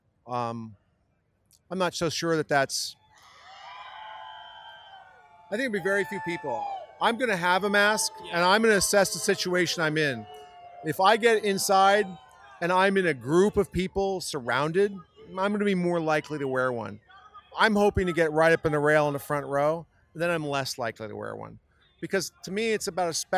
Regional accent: San Diego, California, United States; I'm from San Diego, California

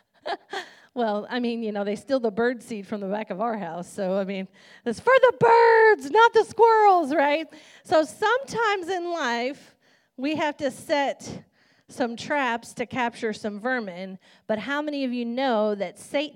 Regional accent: Kentucky, United States; I'm a country girl. I'm from Kentucky

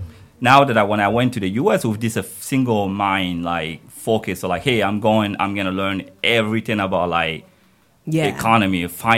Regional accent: Guinea; moved away as an adult; also born or lived in United States; now in Germany; So I was born in Guinea.

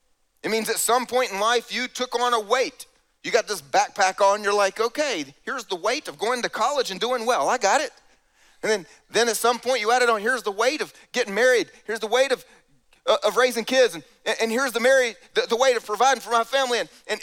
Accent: the South, United States; And I grew up here in the South, so just for the fun of it, let me explain.

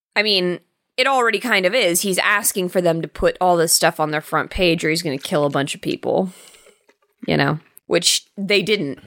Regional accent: England, United Kingdom; being an English person

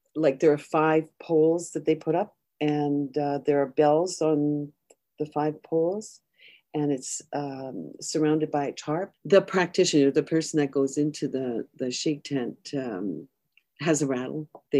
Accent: a small village north of Kapuskasing, Northern Ontario, Canada; moved away; growing up in Northern Ontario. And I grew up in a small little village just north of Kapuskasing. And it was isolated, and there was a bus on tracks that used to take us to town only every second day.

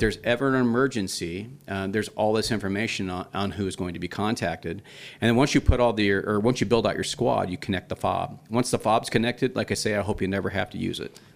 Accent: Idaho, United States; also born or lived in London, England; we moved to Idaho from England when I was seven. So I was born in London.

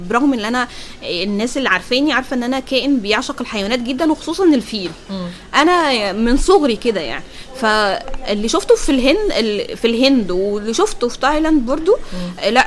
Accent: Egypt; احنا عندنا افلام ده احنا بلد الافلام

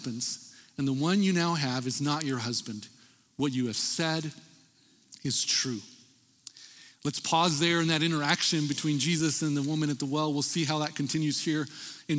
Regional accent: El Paso, Texas, United States; growing up in El Paso, Texas

